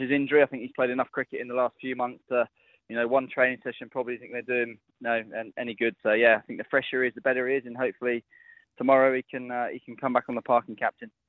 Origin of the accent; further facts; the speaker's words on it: England, United Kingdom; as an Englishman